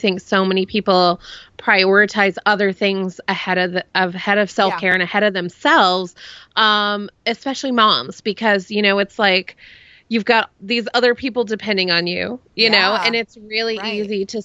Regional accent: Dallas, Texas, United States; I grew up in Dallas

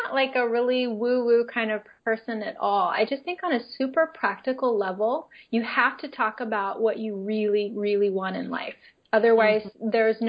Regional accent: Philippines; also born or lived in United States; I grew up in the Philippines. I was never Filipino, right? And I wanted to be a lot of times so I could fit in and understand. But when I went back to the U.S., even just for a visit, I was no longer American either.

